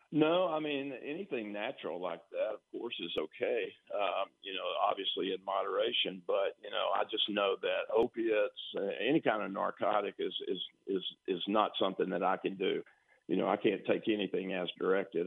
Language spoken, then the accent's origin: English; Tyler, Texas, United States; I came from Tyler Lee, and all we had was like a universal gym